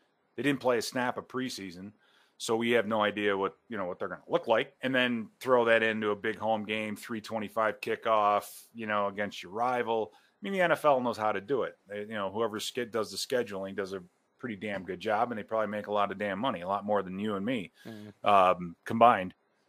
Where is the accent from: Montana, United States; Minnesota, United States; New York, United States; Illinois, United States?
Illinois, United States; Chicago; I grew up in Chicago, right?